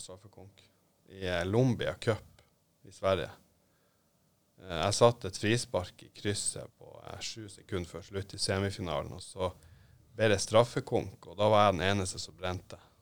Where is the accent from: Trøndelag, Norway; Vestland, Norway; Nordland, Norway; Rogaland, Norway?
Nordland, Norway; Narvik; hjemme i Narvik